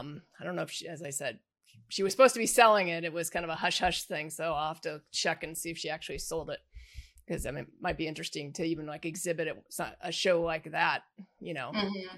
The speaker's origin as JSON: {"language": "English", "town": "Indianapolis", "region": "Indiana", "country": "United States", "tie": "born or raised there", "also_born_or_lived": "Chicago, Illinois", "moved": "as an adult", "lives_now": "Florida, United States", "said": "I was born down here, but I grew up in the Midwest for the most part, but I still kind of consider myself native because I've lived here probably longer than anywhere else in my life at this point. Yeah, 28 years here."}